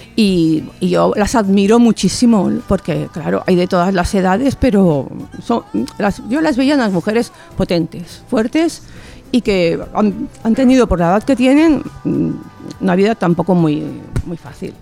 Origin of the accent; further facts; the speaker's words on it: Barcelona, Catalonia, Spain; de Barcelona